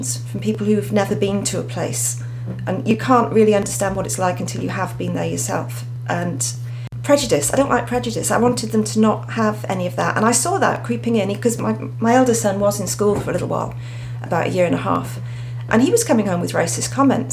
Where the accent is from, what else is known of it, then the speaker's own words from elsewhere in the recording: Wales, United Kingdom; moved away as an adult; also born or lived in Australia; now in Queensland, Australia; I'm actually from Wales, UK